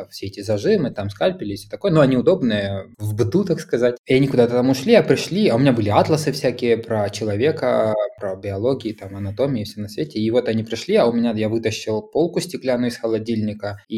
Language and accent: Russian; Kharkiv, Kharkiv Oblast, Ukraine; Я из Харькова